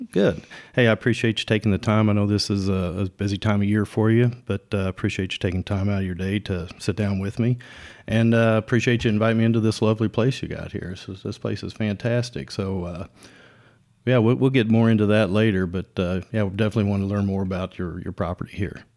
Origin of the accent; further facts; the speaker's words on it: Jefferson County, Indiana, United States; moved away as an adult; I grew up in Jefferson County.